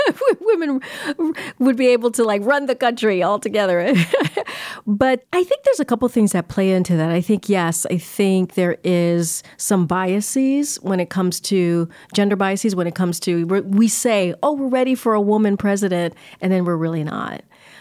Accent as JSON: {"language": "English", "country": "Martinique", "tie": "born there", "said": "Both my parents were born in Haiti. I was born in Martinique."}